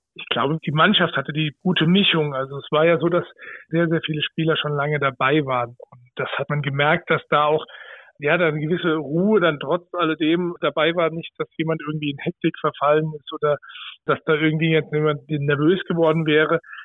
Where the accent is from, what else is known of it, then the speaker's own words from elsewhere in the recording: Germany; bei uns in Deutschland